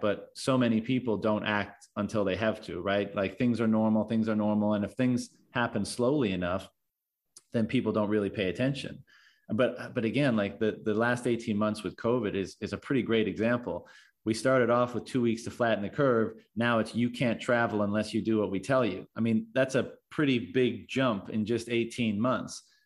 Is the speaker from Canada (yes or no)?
yes; Newfoundland and Labrador, Canada; moved away; I'm from Newfoundland originally